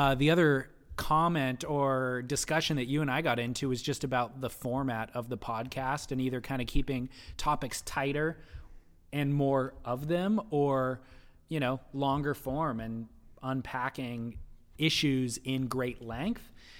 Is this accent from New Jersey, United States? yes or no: yes; New Jersey, United States; I took up surfing at a young age in New Jersey, my home state, and fell in love with the surf culture of Okinawa, my first duty station